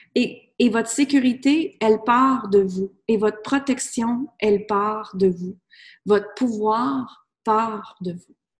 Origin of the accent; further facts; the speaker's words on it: Granby, Quebec, Canada; moved away as an adult; also born or lived in United States; je suis partie de B, je viens de B. Je suis partie de Granby et j'étais vivre aux États-Unis.